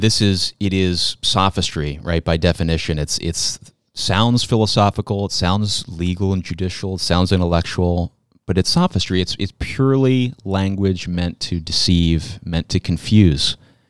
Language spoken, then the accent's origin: English; Pennsylvania, United States; From my home state of Pennsylvania, unfortunately.